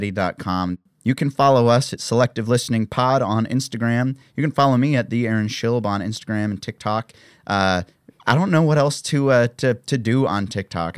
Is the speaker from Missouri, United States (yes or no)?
yes; Columbia, Missouri, United States; moved away; Columbia, the city I grew up outside